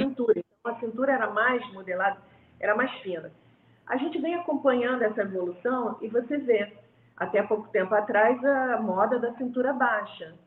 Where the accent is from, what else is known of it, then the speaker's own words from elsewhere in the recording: Rio de Janeiro, Brazil; eu sou do Rio de Janeiro, né? Uhum. Nascida, criada